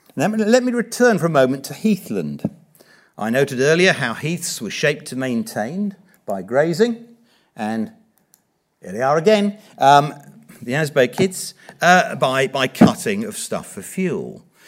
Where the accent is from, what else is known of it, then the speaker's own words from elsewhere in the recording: Watford, East of England, United Kingdom; now in Norfolk, United Kingdom; I was brought up in Watford in the nineteen sixties.